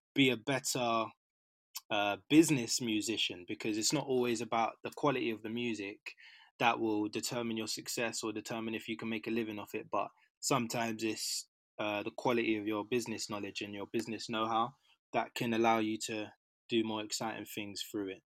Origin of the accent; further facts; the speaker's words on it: London, United Kingdom; I'm a Londoner, so North London, Mill Hill, Edgware, um, in and around there since kind of I was born